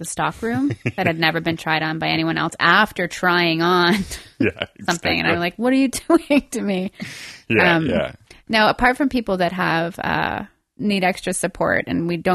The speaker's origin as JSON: {"language": "English", "region": "Quebec", "country": "Canada", "tie": "born or raised there", "said": "I was born and raised in Quebec"}